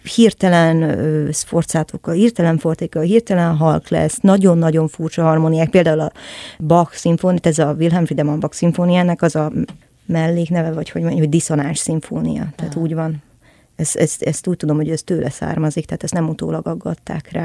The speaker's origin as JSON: {"language": "Hungarian", "region": "Budapest", "country": "Hungary", "said": "én a 17. kerületből származom egyébként, ami messze van."}